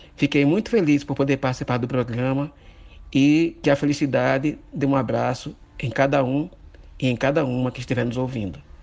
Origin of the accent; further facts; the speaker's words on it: Mituaçu, Paraíba, Brazil; eu sou do Mituaçu